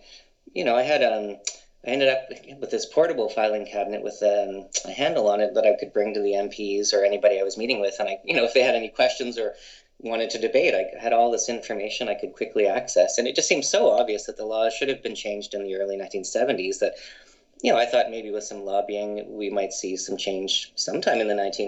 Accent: London, Ontario, Canada; moved away as an adult; also born or lived in British Columbia; growing up in London, Ontario

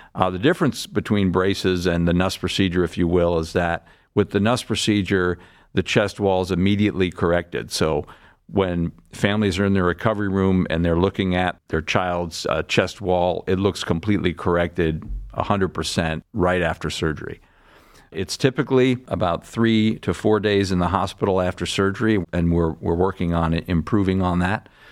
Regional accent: Larchmont, New York, United States; moved away as an adult; also born or lived in Boston; now in Cleveland, United States; I'm from, uh, a town outside of New York City called Larchmont, New York. That's where I grew up

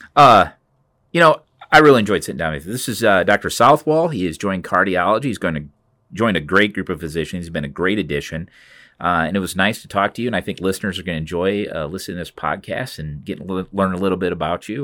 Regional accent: Cedar Rapids, Iowa, United States; also born or lived in Grinnell, Iowa; this is my hometown. I was born here at Saint Luke's

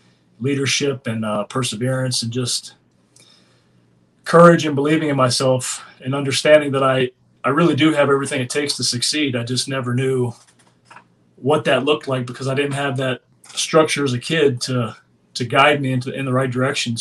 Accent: Daytona Beach, Florida, United States; I grew up in Daytona Beach, Florida

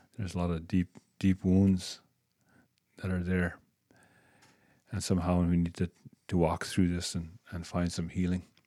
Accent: Waskaganish, Quebec, Canada; also born or lived in Moose Factory, Ontario; I'm from Muskegon, Quebec

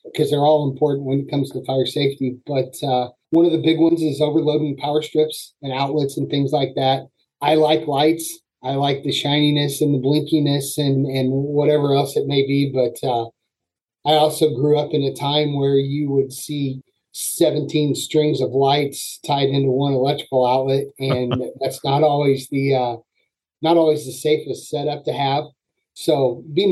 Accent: Springfield, Illinois, United States; moved away as an adult; now in Battle Creek, United States; I am from the Springfield, Illinois area

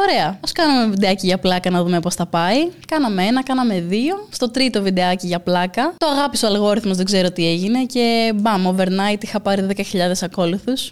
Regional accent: Crete, Greece; Είμαι και από την Κρήτη.

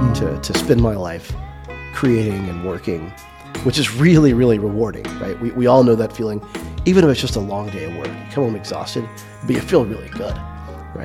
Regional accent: Stuttgart, Arkansas, United States; also born or lived in Little Rock, Arkansas; I was born in Stuttgart, Arkansas, in a small, small town. Uh, grew up split between Stuttgart and Little Rock

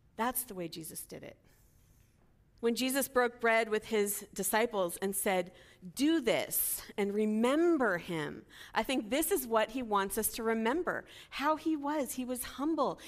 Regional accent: Los Angeles, California, United States; I was from L A, I was a college student, I was from America

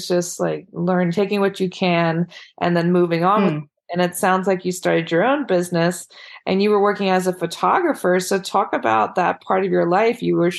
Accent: United States; moved away as an adult; now in Paris, France; I'm in love with creating. All things artistic and imagination involved. I'm an American girl who chased her creative dreams all the way to Paris, France, making a living using photography.

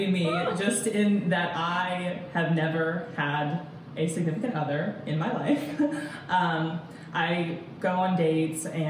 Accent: Fredericksburg, Virginia, United States; moved away as an adult; also born or lived in Roanoke, Virginia; now in West Virginia, United States; I was born and raised in Fredericksburg, Virginia

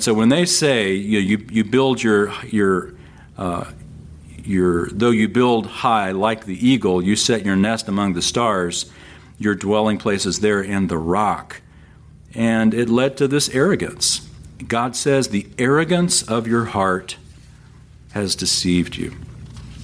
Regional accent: San Antonio, Texas, United States; I grew up in San Antonio

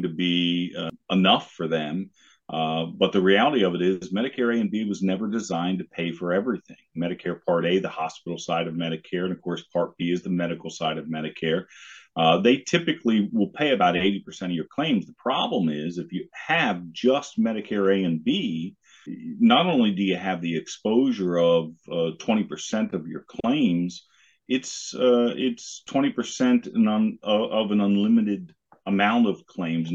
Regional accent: Harrisburg, Pennsylvania, United States; now in Lancaster, United States; I grew up in the Harrisburg area. I live down here in Lancaster now.

